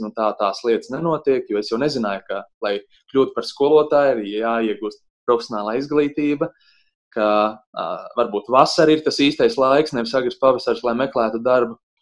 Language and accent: Latvian; Bauska, Bauska Municipality, Latvia; moved away as an adult; mana dzimtā puse Bauska